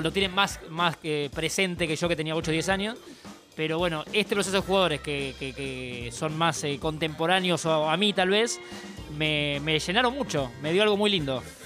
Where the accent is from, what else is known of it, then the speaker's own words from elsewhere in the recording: Argentina; como argentinos